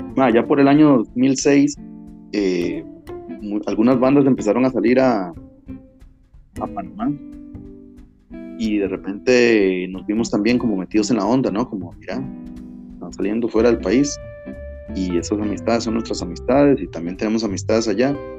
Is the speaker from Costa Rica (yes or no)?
yes; Turrialba, Cartago, Costa Rica; Nosotros somos secas, somos de Turial